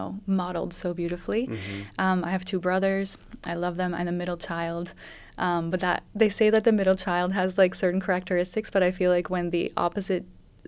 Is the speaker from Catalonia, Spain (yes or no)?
no; Madrid, Community of Madrid, Spain; moved away as an adult; also born or lived in London, United Kingdom; so I grew up mostly in Spain. In Madrid, I went to an international school